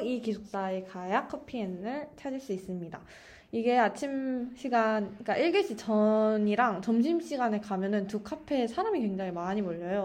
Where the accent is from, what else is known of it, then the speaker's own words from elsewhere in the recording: Daejeon, South Korea; moved away as an adult; also born or lived in Songdo, Incheon; now in Incheon, South Korea; 제가 본가가 대전인데